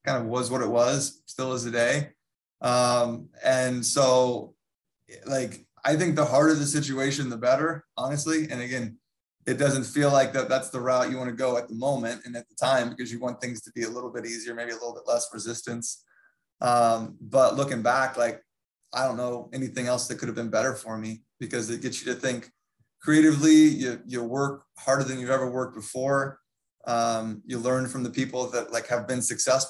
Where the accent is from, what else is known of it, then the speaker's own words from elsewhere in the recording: North Carolina, United States; moved away as an adult; also born or lived in Bay Area, California; I'm from North Carolina. So I moved out to the Bay Area